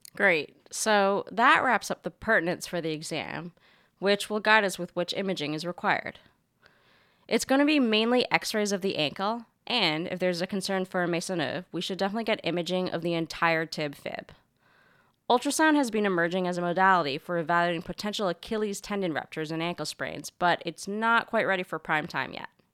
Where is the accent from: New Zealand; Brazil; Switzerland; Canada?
Canada; moved away; my home country's many contributions to modern medicine